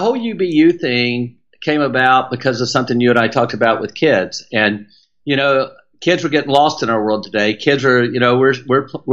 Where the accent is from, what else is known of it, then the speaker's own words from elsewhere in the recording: South Louisiana, United States; accent: Southern twang; we do it openly and with a culture that's so amazing in South Louisiana